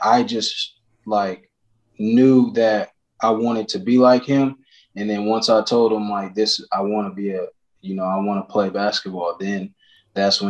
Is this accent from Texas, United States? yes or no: no; Marion, Indiana, United States; also born or lived in Fort Wayne, Indiana; I grew up in Marion, Indiana.